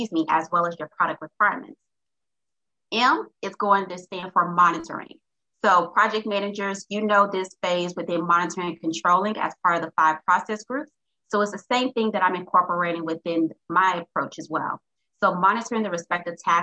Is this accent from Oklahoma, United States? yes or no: no; Little Rock, Arkansas, United States; I'm originally from Little Rock, Arkansas